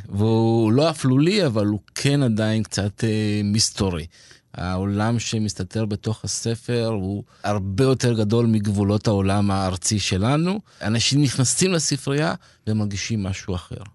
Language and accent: Hebrew; Petah Tikva, Central District, Israel; moved away as an adult; also born or lived in Kibbutz Shomria; now in Arad, Israel; גדלתי בפתח תקווה